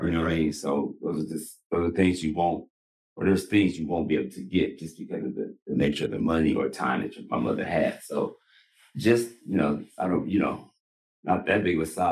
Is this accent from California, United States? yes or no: yes; Los Angeles, California, United States; single mom, growing up in South Central